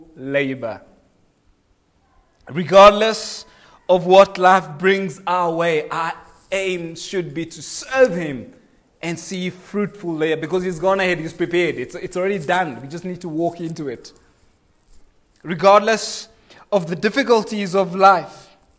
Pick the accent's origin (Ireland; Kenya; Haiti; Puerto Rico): Kenya; now in South Africa; I am a Kenyan by birth